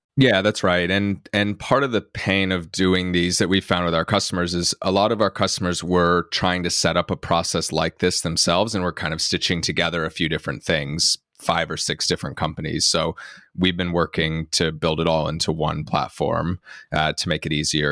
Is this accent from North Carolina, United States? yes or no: yes; North Carolina, United States; moved away as an adult; now in Cambridge, United Kingdom; I'm from North Carolina in the U S, but I moved over to Cambridge, uh, in the U K about almost ten years ago now to do my P H D